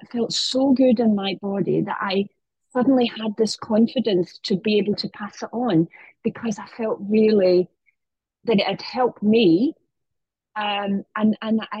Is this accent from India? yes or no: no; United Kingdom; now in Marbella, Spain; I'm British